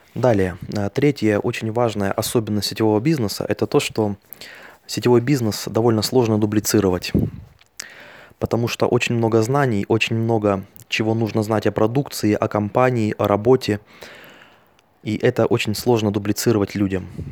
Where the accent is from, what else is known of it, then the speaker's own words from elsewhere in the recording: Altai Krai, Russia; я родился на Алтайском крае